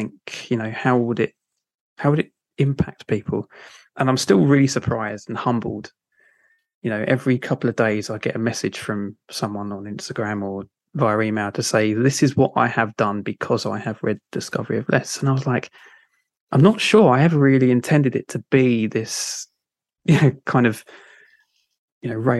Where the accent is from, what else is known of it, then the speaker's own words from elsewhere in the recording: London, United Kingdom; accent: Cockney; I've kind of grew up in South London and travelled the world a little bit, but I've still kept my Cockney tones